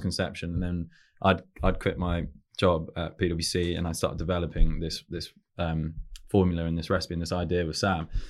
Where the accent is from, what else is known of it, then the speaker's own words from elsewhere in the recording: London, United Kingdom; also born or lived in Newcastle; we're from around Chelsea and, and that area